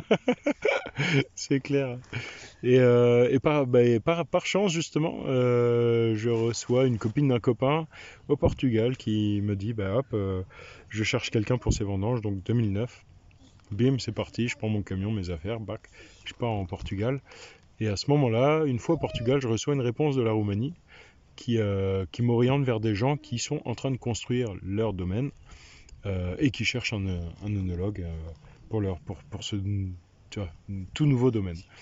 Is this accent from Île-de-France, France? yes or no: no; Reichshofen, Grand Est, France; moved away; Du nord de Strasbourg, à Reichshofen